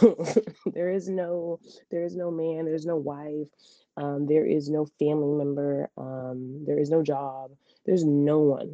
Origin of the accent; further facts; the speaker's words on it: Memphis, Tennessee, United States; Y'all know that's my hometown